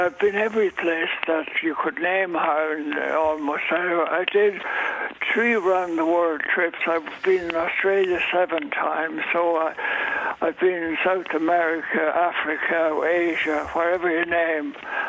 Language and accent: English; Cootehill, County Cavan, Ireland; born there; No, I was born in Cavan, not in Virginia, though, but closer to Coot Hill, but still in Cavan.